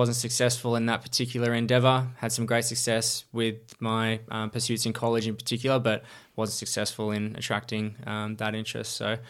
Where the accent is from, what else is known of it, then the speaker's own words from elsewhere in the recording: Geelong, Victoria, Australia; I was born in Geelong and grew up on Maitland Street here in Geelong West, where I was sort of the first 18, 19 years of my life